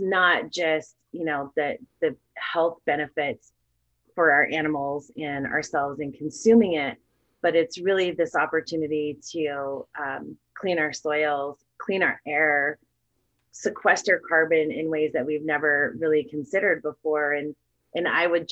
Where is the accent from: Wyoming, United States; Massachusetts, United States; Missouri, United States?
Wyoming, United States; I definitely come from more of the livestock background growing up in Wyoming.